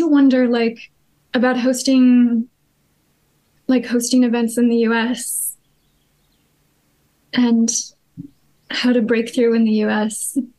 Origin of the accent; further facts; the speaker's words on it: United States; I am American, yes.